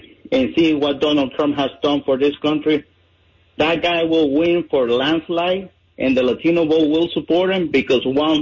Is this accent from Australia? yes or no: no; Nicaragua; moved away as an adult; now in Broward County, Florida, United States; I come from a country that it was a ground war of the Cold War. It was Nicaragua